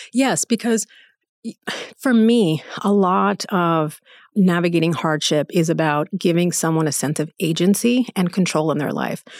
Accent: United States; I was born and raised in the United States

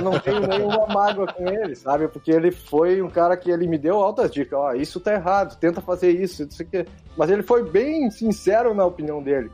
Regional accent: Santo Ângelo, Rio Grande do Sul, Brazil; moved away as an adult; also born or lived in Algeria / Dominican Republic; eu sou gaúcho do Santo Ângelo

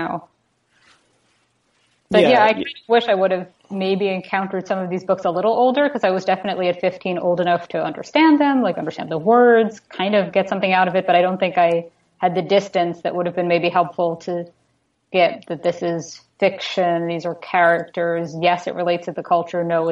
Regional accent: New York City, New York, United States; moved away as an adult; also born or lived in New Jersey; now in Toronto, Canada; I grew up in New York City

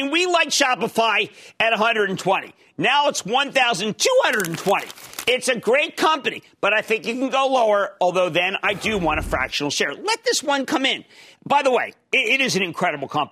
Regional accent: Pennsylvania, United States; We're both from Pennsylvania

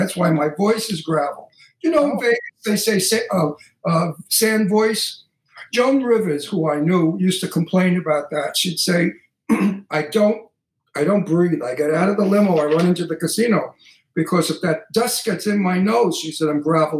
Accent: New York City, New York, United States; now in Palm Springs, United States; I'm originally from New York, Brooklyn, and now I'm homesick and I'm 83 and it's time to go home.

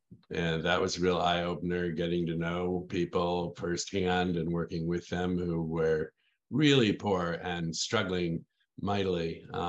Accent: Kalamazoo, Michigan, United States; also born or lived in Washington D.C.; I grew up here in Kalamazoo.

